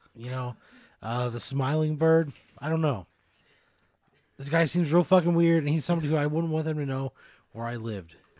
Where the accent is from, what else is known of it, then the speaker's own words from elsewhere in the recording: Illinois, United States; I was as a little kid growing up in Illinois in the eighties